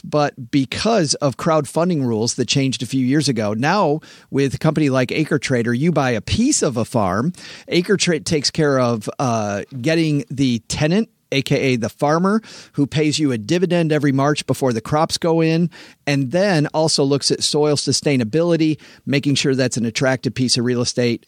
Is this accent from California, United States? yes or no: no; West Michigan, United States; I grew up in West Michigan where it's all farms.